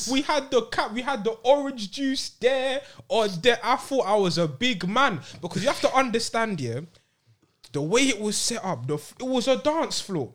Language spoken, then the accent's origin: English; London, United Kingdom; growing up in London